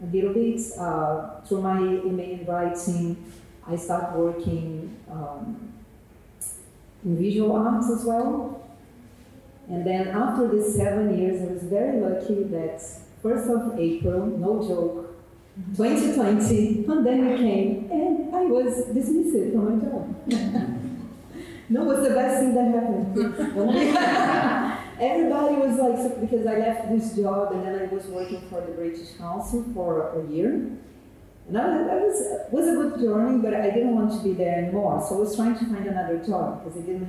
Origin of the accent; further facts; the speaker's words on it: Brazil; moved away as an adult; now in London, United Kingdom; I'm from Brazil